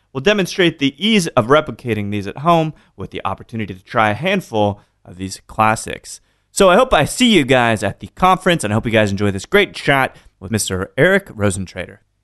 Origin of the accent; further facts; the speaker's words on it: Austin, Texas, United States; I'm from Austin